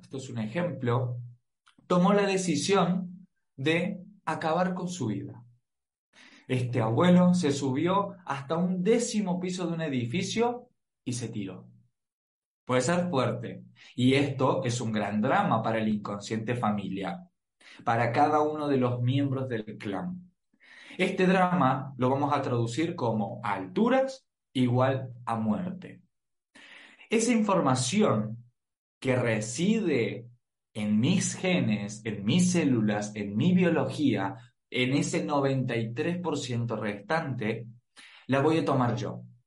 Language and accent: Spanish; Argentina; soy argentino